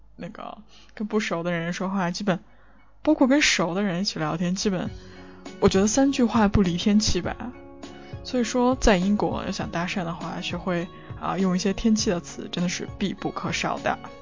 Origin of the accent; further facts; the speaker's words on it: northern China, China; moved away; 作为一个北方人，我不怎么能吃辣的